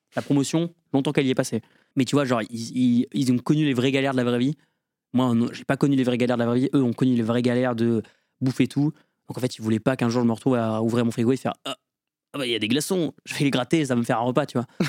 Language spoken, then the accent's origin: French; Lorraine, Grand Est, France; moved away as an adult; also born or lived in Metz; now in Villejuif, France; J'habite à Villejuif et je viens de Lorraine